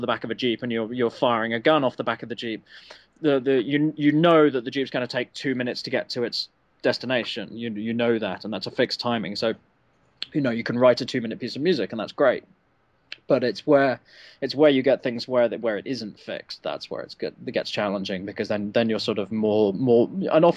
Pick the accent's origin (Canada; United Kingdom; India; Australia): United Kingdom; England; We didn't have G.I. Joe in England when I was growing